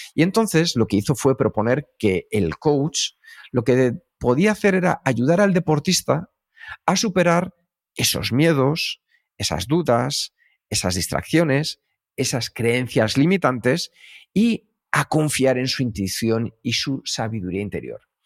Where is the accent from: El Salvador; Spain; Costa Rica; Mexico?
Spain; Madrid, Community of Madrid; also born or lived in United States; Los dos nacimos en Vallecas